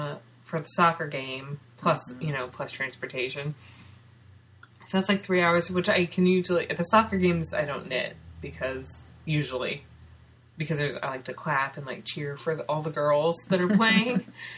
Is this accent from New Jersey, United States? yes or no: no; California, United States; Because I'm from California